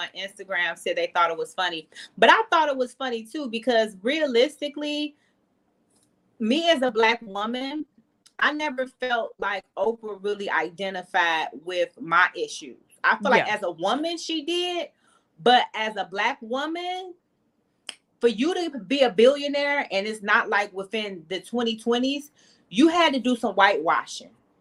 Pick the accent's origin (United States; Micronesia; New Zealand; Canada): United States; Detroit, Michigan; also born or lived in Atlanta, Georgia / Nigeria; now in Dubai, United Arab Emirates; I grew up in an upper middle class family, but I grew up in Detroit